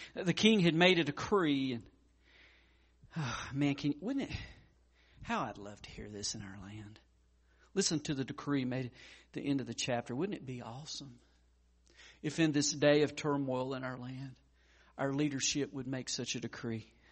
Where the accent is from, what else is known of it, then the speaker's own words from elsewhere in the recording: Hendersonville, United States; Hendersonville, my hometown.